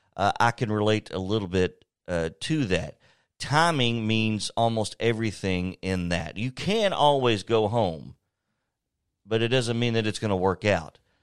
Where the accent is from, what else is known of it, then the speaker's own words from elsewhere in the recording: Lawrenceburg, Tennessee, United States; moved away as an adult; I'm from Lawrenceburg, born and raised, went to school there